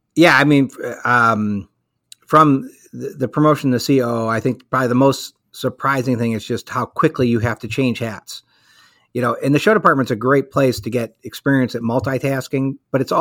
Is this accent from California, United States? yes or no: no; Chicago, Illinois, United States; moved away as an adult; now in Virginia, United States; I am born and raised in Chicago. Uh, lived there up until about 20 years ago